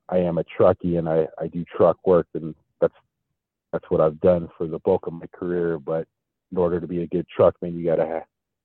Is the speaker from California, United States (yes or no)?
no; Denver, Colorado, United States; I grew up in Denver, so I'm a native of Denver